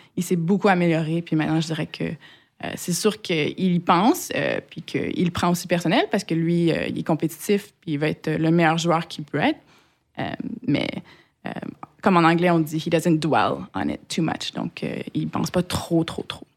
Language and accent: French; Quebec, Canada; bien que j'ai été élevée au Québec, euh, j'ai pas des, parents québécois